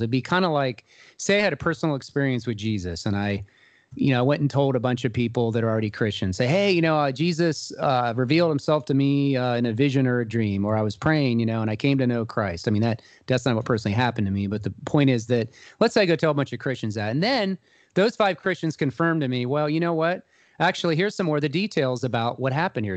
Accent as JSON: {"language": "English", "town": "Columbus", "region": "Ohio", "country": "United States", "tie": "born or raised there", "said": "I'm originally from Columbus, Ohio, and I was raised in a Jewish community here."}